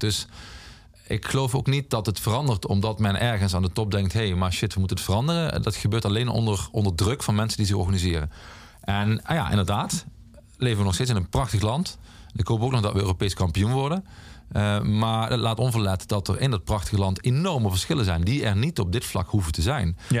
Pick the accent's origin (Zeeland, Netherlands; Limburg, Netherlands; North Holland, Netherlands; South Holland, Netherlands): Limburg, Netherlands; the Mining Region; in de mijnstreek waar ik vandaan kom